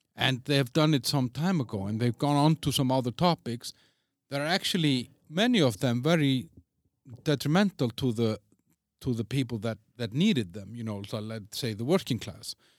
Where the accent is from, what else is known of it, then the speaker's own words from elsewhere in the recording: Iceland; also born or lived in Denmark; now in Czech Republic; I'm from Iceland.